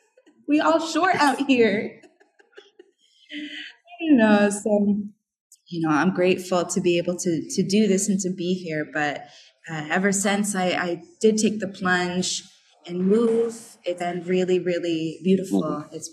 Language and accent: English; New England, United States; came over to New England through the Appalachian, through Canada, you know, and I'm from New England. I got roots in New England for how many years?